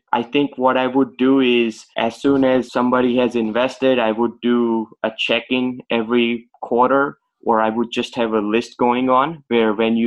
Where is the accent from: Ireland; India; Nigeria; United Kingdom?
India; now in Boston, United States; I was born and raised in India